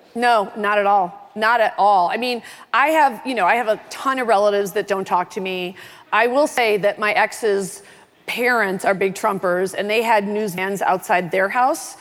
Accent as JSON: {"language": "English", "town": "Oak Park", "region": "Illinois", "country": "United States", "said": "I'm from Oak Park, Illinois"}